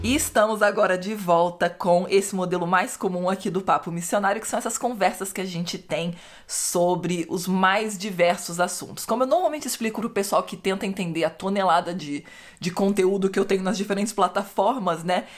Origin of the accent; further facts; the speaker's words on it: Brazil; moved away; Eu cresci no Brasil, o Brasil é cristianismo católico